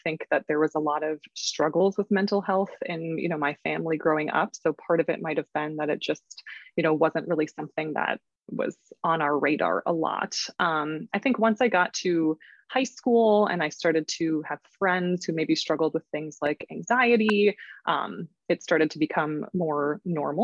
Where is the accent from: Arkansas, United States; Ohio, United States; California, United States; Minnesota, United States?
Minnesota, United States; Minneapolis; I am from Minneapolis, Minnesota in the United States.